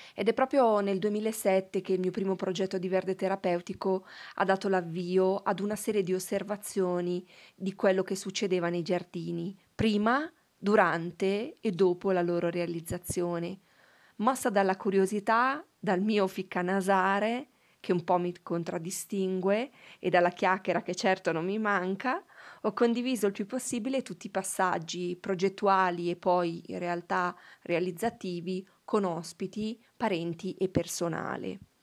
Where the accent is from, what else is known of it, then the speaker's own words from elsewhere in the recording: province of Novara, Piedmont, Italy; il primo è l'healing garden in provincia di Novara, il mio paese